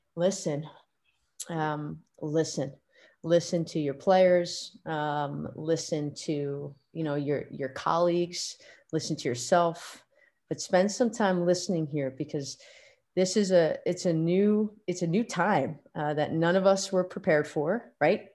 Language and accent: English; Pelham, New York, United States; I grew up in Pelham, New York, which is just outside of Manhattan